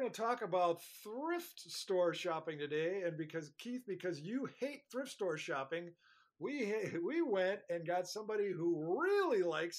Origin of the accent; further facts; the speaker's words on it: Duluth, Minnesota, United States; a lifelong Minnesota journalist from Duluth